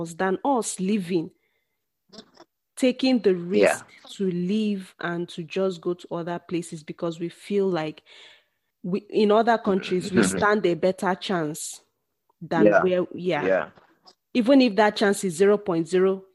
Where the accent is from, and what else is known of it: Nigeria; now in South Africa